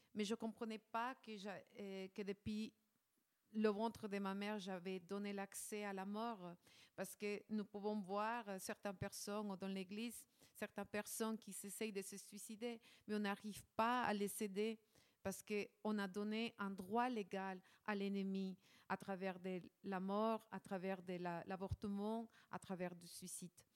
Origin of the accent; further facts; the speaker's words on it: Ecuador; moved away; je, je viens de l'Équateur.